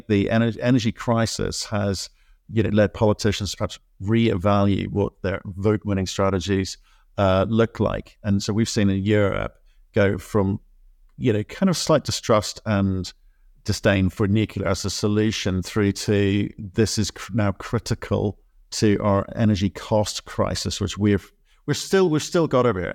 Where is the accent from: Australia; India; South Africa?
Australia; I was born in Australia.